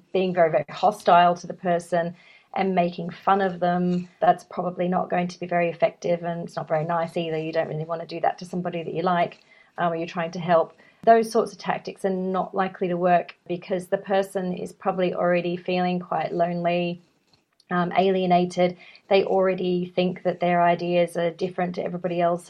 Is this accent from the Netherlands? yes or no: no; Australia; I'm from Australia